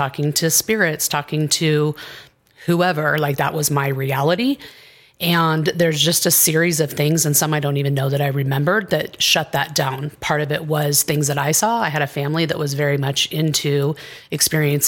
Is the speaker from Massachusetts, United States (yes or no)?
no; Southern Oregon, United States; moved away as an adult; also born or lived in Castro Valley, California / Washington / Boise, Idaho / Phoenix, Arizona; now in Colorado, United States; I grew up a little bit in Washington, for the most part in Southern Oregon, on a ranch in Podunk, Oregon